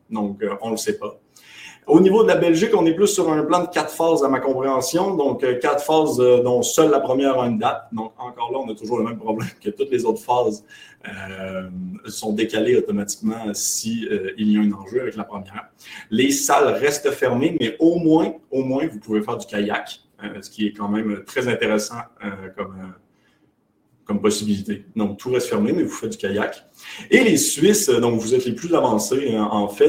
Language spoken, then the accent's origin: French; Quebec, Canada; on est québécois. je sais, ça ne paraît pas, j'ai pas beaucoup d'accent